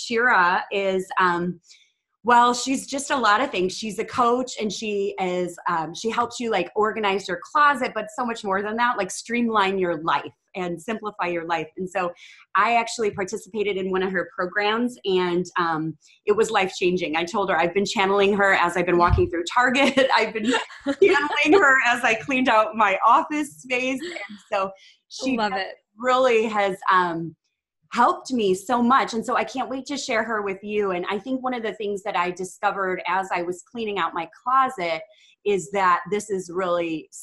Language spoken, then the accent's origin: English; Midwest, United States; moved away as an adult; now in Texas, United States; I'm from the Midwest and I moved to the South. So now I'm in Texas.